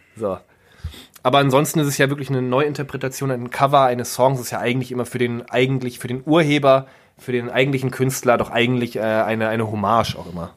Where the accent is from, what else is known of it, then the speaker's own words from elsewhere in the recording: Germany; als guter Deutscher